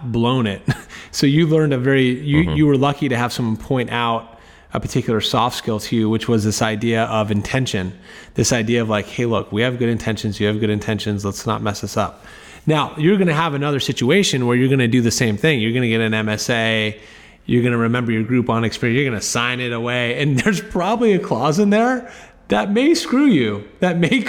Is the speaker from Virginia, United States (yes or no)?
yes; right outside of DC, Virginia, United States; I grew up in Virginia, right outside of DC.